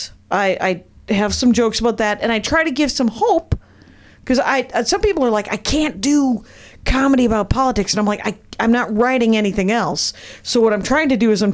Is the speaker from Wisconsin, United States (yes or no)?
yes; Wisconsin, United States; I was raised in Wisconsin